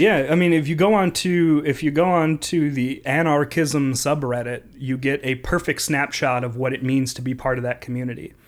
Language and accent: English; Minneapolis, Minnesota, United States; I come from Southside Minneapolis